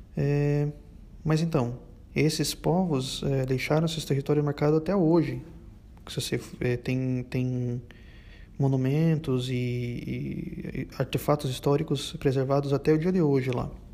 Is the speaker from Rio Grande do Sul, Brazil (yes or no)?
no; interior of Paraná, Brazil; now in Sweden; Eu sou brasileiro mesmo, esse sotaque bosta é porque eu venho o interior do Paraná